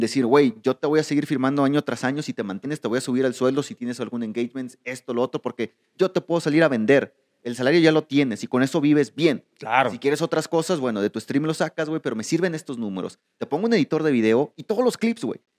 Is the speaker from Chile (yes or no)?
no; Mexico; nosotros tú y yo somos mexicanos